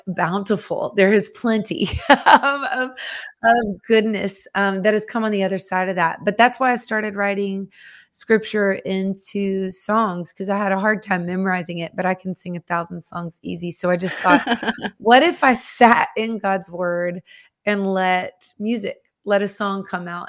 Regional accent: Nashville, Tennessee, United States; born or raised there

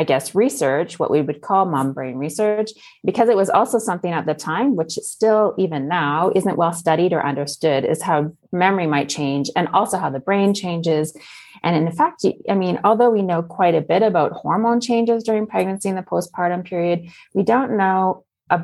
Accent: Okanagan, British Columbia, Canada; moved away as an adult; also born or lived in Belgium / Netherlands / United States; now in France; I grew up in the Okanagan

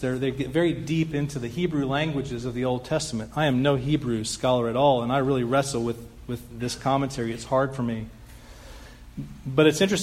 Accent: Dallas, Texas, United States; moved away as an adult; I grew up here in Dallas for 20 years

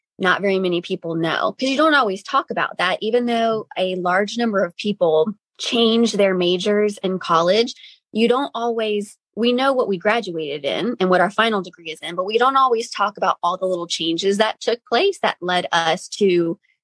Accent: Virginia, United States; I'm also from Virginia, born and raised here

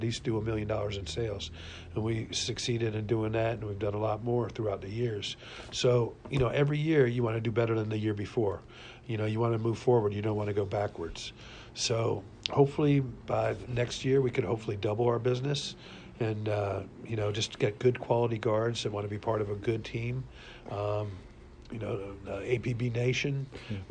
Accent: Jacksonville, Florida, United States; when I was growing up in Jacksonville, Florida

